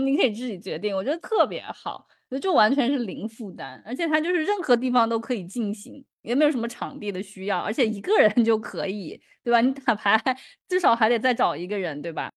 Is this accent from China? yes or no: yes; southern China, China; accent: heavy southern accent; moved away; 反正我也知道我口音很重，因为南方人嘛